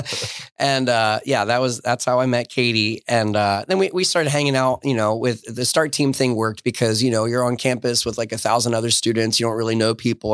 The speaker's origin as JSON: {"language": "English", "region": "Southern New Jersey", "country": "United States", "tie": "born or raised there", "accent": "New York", "moved": "as an adult", "said": "the part of New Jersey that I grew up in was, is Southern New Jersey."}